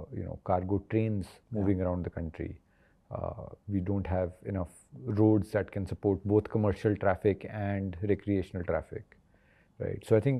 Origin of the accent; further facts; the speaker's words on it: India; looking at India has just been that, when I go back to my hometown, I go back to a lot of these places, which are what we'd call tier 3, tier 4 cities.